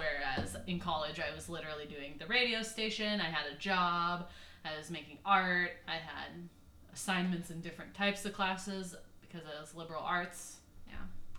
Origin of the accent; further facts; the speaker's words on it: Phoenix, Arizona, United States; moved away as an adult; also born or lived in Tacoma, Washington; I am originally from Phoenix, Arizona, the suburbs, and I decided to go to school in Tacoma, Washington at the University of Puget Sound, where I studied both business and art.